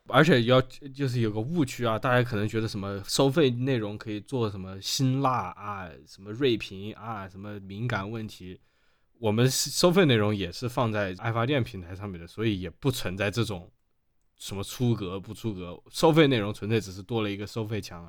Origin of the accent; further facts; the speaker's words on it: Wuhan, Hubei, China; accent: Wuhanese; 我也可以用武汉话说，但确实就是我平常交流都很少用武汉话